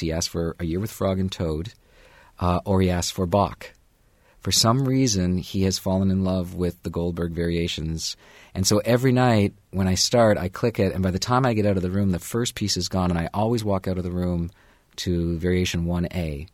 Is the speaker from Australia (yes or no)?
no; Canada; also born or lived in New York; now in Bloomington, United States; I'm a Canadian